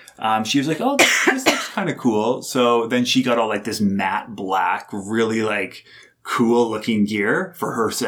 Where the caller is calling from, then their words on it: Calgary, Alberta, Canada; I'm recording from Calgary, Alberta.